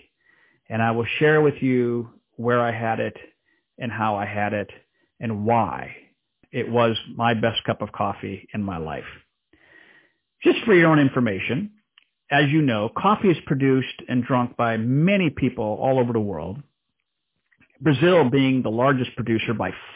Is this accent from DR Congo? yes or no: yes; DR Congo; moved away; growing up in the Democratic Republic of Congo in Central Africa